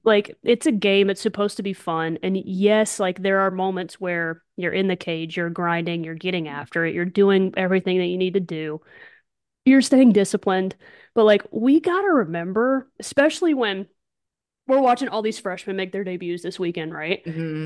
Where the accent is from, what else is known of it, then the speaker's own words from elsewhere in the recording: Morris, Alabama, United States; also born or lived in Birmingham, Alabama; Lived in Morris, Alabama, my whole life